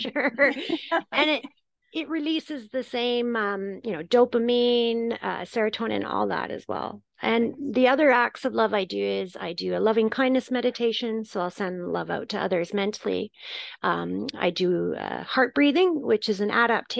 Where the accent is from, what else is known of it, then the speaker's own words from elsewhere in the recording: Canada; also born or lived in Turkey; now in United Kingdom; I'm Canadian and I live in the UK and I lived in Turkey for a while